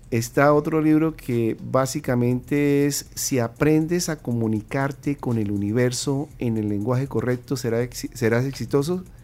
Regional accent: Colombia; now in United States; No, pues ya, ya llevo 27 años viviendo en Estados Unidos, pero

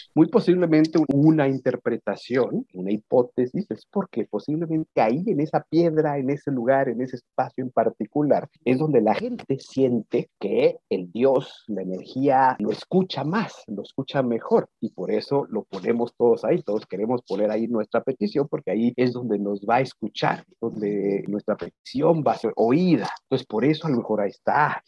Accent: Mexico; lo que nos hace mexicanos

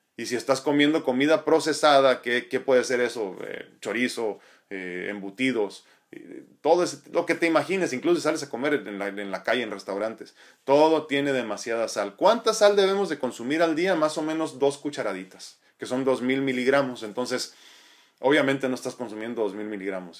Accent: Mexico; como, latinos y como mexicanos en específico

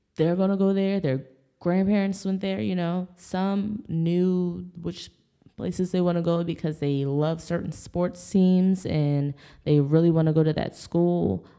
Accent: Bel Air, Maryland, United States; moved away; also born or lived in Texas; I grew up in Bel Air, Maryland

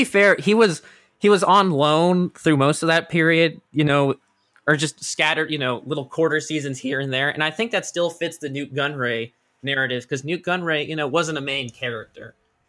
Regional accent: New Jersey, United States; also born or lived in Austin, Texas; even though I was born in Austin, Texas, I spent the majority of my 8 years of my childhood, I should say, in New Jersey.

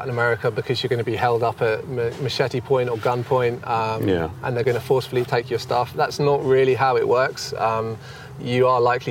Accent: United Kingdom; moved away as an adult; I'm actually from the UK

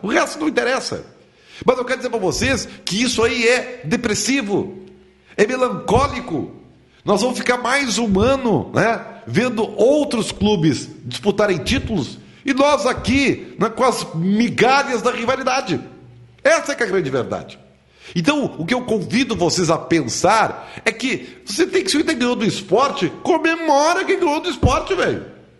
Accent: Santa Maria, Rio Grande do Sul, Brazil; eu sou natural de Santa Maria

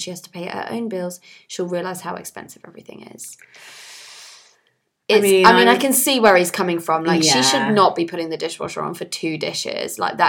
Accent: Nigeria; now in London, United Kingdom; In my day, growing up in Nigeria, we washed everything by hand. We didn't rely on machines because we didn't have them. And when I moved to London, I lived in a shared house without a dishwasher

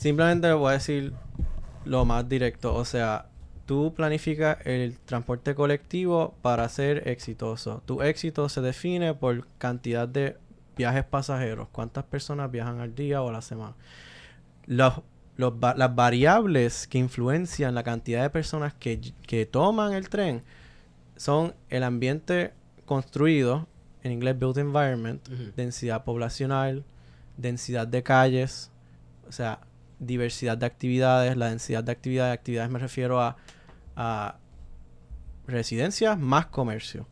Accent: Puerto Rico; criándome en Puerto Rico

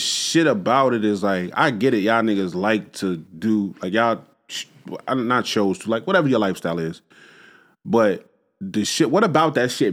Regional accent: United States; an American born African

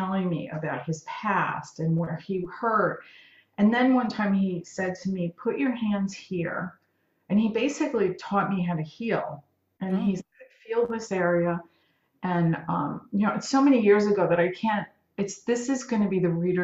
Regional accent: New York City, New York, United States; moved away as an adult; also born or lived in Southern California; now in California, United States; my crazy Italian household growing up in Brooklyn

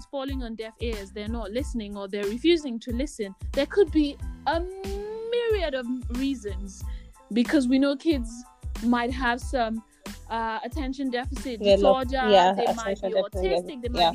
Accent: Nigeria; I'm Nigerian.

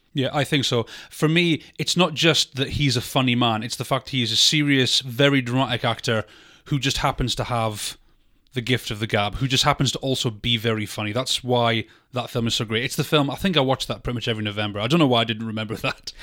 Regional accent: United Kingdom; us being British

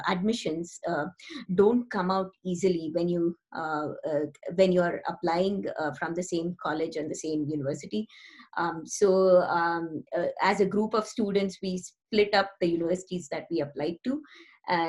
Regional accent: Mumbai, Maharashtra, India; moved away as an adult; also born or lived in Chennai / Blacksburg / New Jersey; now in Silicon Valley, United States; In Mumbai, we are not originally from Mumbai. We actually come from the south, Chennai.

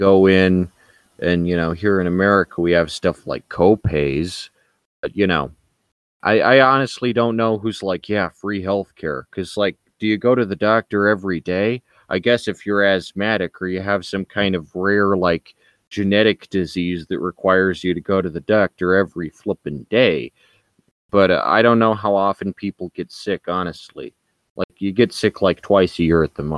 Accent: United States; I'm American. I have to deal with being American.

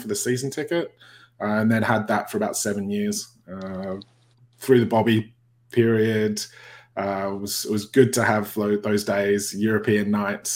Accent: Perth, Western Australia, Australia; also born or lived in North East England; I was born in the northeast. My dad worked in the mines when they were all closing down. He had the choice of taking his redundancy or, you know, heading off and grabbing another job elsewhere. So my folks moved off to Australia, went to Perth. My dad got a job in the gold mines in Kalgoorlie. You know, I grew up in Perth

